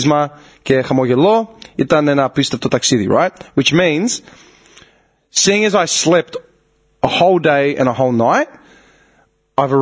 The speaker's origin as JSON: {"language": "English", "town": "Melbourne", "region": "Victoria", "country": "Australia", "said": "being from Melbourne, like, we have fucking slang."}